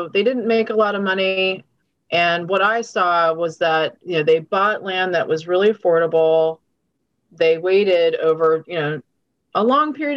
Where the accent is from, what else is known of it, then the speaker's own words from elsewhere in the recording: College Park, Maryland, United States; also born or lived in Washington, District of Columbia, United States / Silver Spring; I grew up in College Park. I live near the university. And so that's really my wheelhouse. I was born in DC.